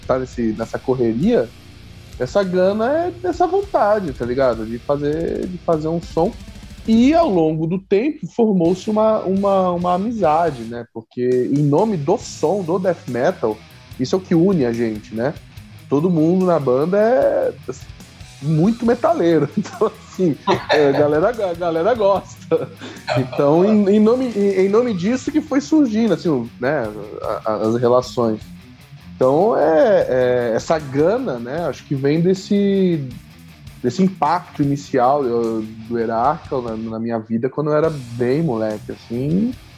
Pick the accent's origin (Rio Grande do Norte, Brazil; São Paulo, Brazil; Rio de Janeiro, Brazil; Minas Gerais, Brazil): São Paulo, Brazil; Santos; eu sou de Santos